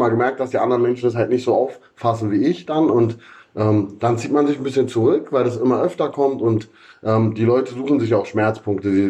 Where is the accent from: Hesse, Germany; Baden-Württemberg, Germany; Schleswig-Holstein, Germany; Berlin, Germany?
Berlin, Germany; Achso, ich bin in Friedrichshain aufgewachsen, Friedrichshain-Kreuzberg.